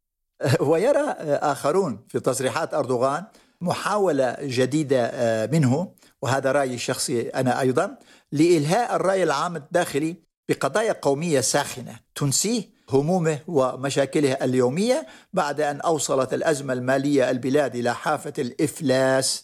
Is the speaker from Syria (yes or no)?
yes; Jarabulus, Aleppo Governorate, Syria; moved away; مدينة جرابلس هي مدينتي التي ولدت فيها وترعرعت فيها حتى الثانوية.